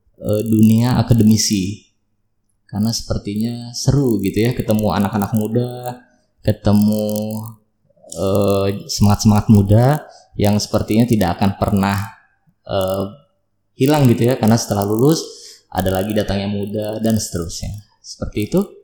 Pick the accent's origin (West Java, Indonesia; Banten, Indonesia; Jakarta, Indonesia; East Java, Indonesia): Banten, Indonesia; Serang; moved away as an adult; also born or lived in Dumai, Riau / Bogor; kelas 5 SD sampai 6 SD itu pindah ke Serang. Jadi asli orang tua saya itu adalah di Serang, kemudian SMP, SMA saya di Serang